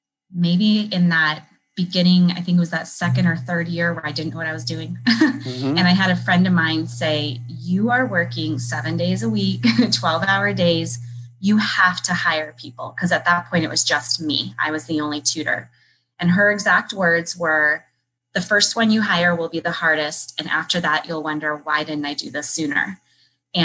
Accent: California, United States; also born or lived in Colorado / Nevada; now in Chicago, United States; I grew up in California and before that, Colorado and Nevada.

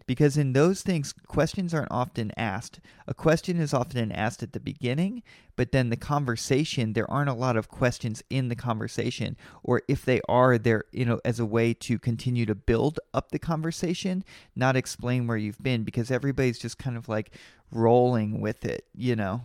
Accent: Kentucky, United States; I'm from Kentucky and I love Kentucky

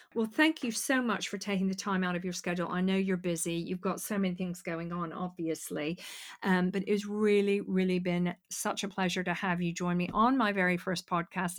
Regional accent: United States; now in United Kingdom; being American

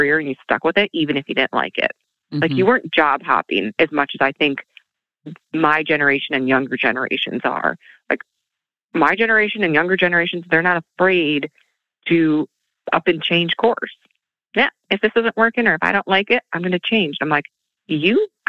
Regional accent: southern Minnesota, United States; came back in my hometown and worked in a beautiful salon

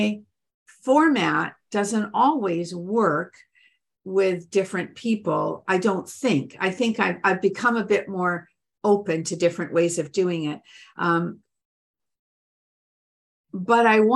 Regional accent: Canada; I'm Canadian

